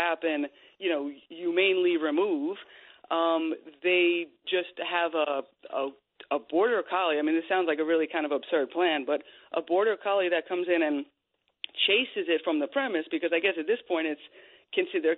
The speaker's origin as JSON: {"language": "English", "area": "Long Island", "region": "New York", "country": "United States", "tie": "born or raised there", "said": "I grew up in Long Island"}